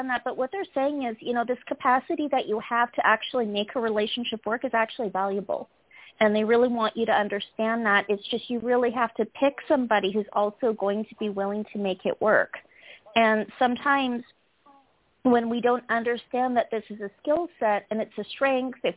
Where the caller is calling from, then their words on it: California, United States; I'm calling from California.